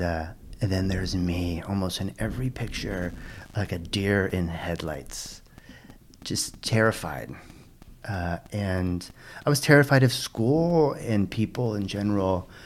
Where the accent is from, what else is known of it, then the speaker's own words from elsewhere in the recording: Pasadena, California, United States; also born or lived in Oakland, California; I was born in Pasadena, California. Pasadena is in, uh, it's a suburb of Los Angeles.